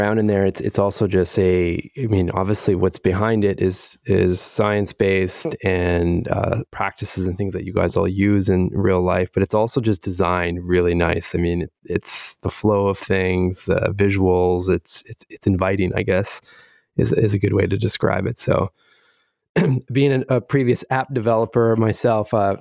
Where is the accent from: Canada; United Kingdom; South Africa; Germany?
Canada; as the Canadian on the line